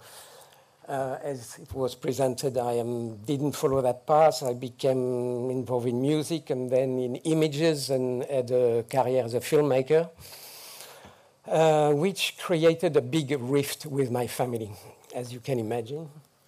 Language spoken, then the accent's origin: English; Algeria; born there; My own life, I was born in North Africa at the time of the Algerian War of Independence.